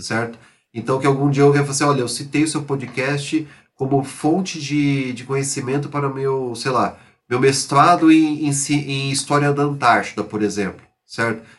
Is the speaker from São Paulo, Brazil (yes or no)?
yes; São José do Rio Preto, São Paulo, Brazil; eu jogava no futebol amador lá na minha cidade, São José do Rio Preto